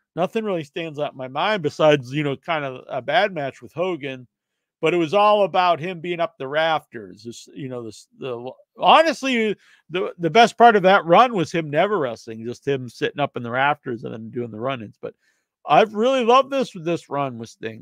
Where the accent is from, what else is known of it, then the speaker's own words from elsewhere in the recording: New England, United States; I'm from New England, so we actually eat that a lot